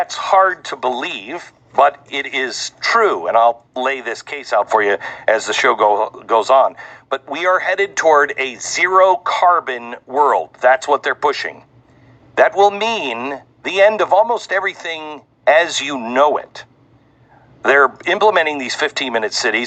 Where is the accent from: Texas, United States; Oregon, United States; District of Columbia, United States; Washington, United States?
Washington, United States; Seattle; growing up in Seattle